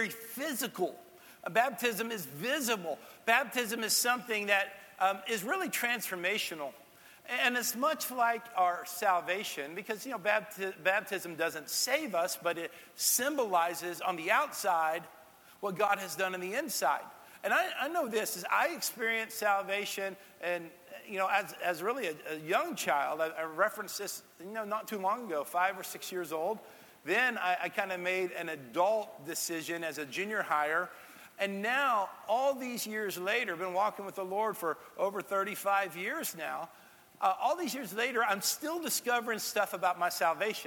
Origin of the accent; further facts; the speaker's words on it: Texas, United States; now in Tennessee, United States; that's the part of my home state. My home state has a little bit of everything